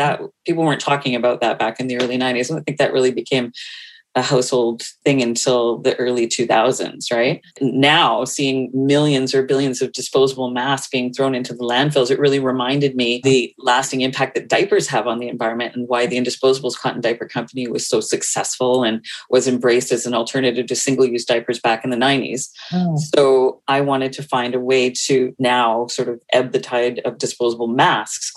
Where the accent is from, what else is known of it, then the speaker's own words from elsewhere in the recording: North Vancouver, British Columbia, Canada; from Vancouver, born and raised here in Vancouver, in North Vancouver, actually